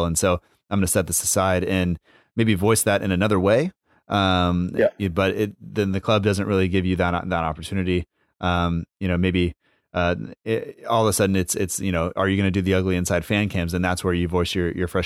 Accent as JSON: {"language": "English", "country": "United States", "said": "as an American"}